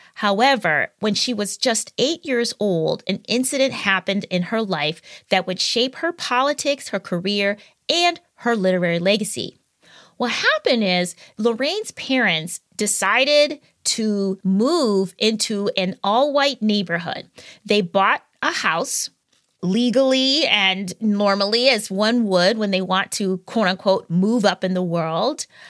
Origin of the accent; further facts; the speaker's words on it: Wisconsin, United States; my home state of Wisconsin